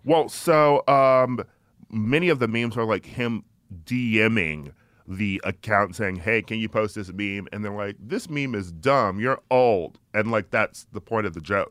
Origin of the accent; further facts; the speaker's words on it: Milwaukee, Wisconsin, United States; I'm from Milwaukee, um, and uh, I went to a all boys Catholic high school, so I grew up with um, Republicans